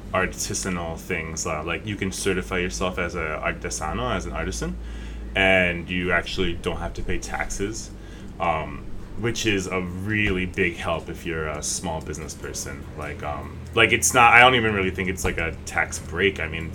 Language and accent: English; Connecticut, United States; moved away as an adult; now in Puerto Rico; I'm white. I'm originally from Connecticut. I'm really tall. I'm 6'4". I'm gay. I speak English and Spanish. I moved here when I was 18